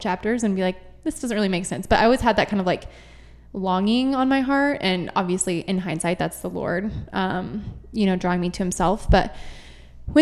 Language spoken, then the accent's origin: English; Grand Junction, Colorado, United States; grew up here in Grand Junction